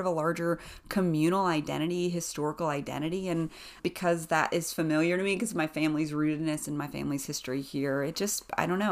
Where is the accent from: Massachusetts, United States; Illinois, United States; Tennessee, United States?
Tennessee, United States; East; moved away as an adult; also born or lived in Western North Carolina / Nashville, Tennessee; now in Boone, North Carolina, United States; I grew up in East Tennessee on the other side of the state line